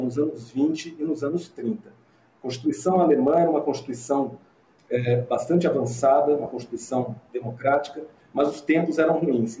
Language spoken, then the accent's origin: Portuguese; interior of São Paulo, Brazil; also born or lived in Rio Grande do Sul; sou aqui de São Paulo, interior de São Paulo